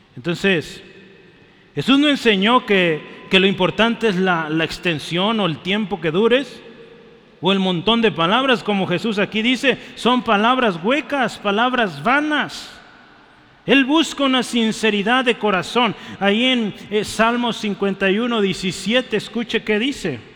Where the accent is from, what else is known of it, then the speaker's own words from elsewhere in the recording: Mexico; Somos mexicanos, yo soy mexicano